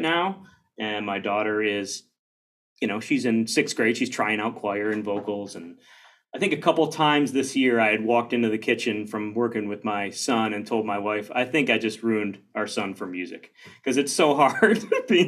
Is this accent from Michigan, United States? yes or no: yes; Detroit, Michigan, United States; moved away as an adult; also born or lived in Dallas, Texas; now in Chicago, United States; I grew up in the Detroit area. Plymouth Canton was an area between Detroit and Ann Arbor.